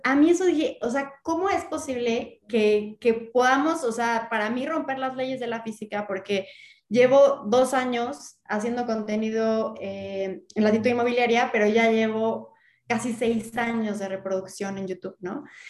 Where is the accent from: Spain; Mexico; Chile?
Mexico; como mexicanos, como ciudadanos